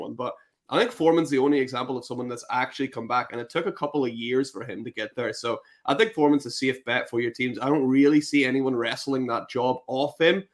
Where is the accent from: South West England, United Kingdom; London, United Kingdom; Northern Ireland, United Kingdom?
Northern Ireland, United Kingdom; now in Scotland, United Kingdom; I'm originally from Northern Ireland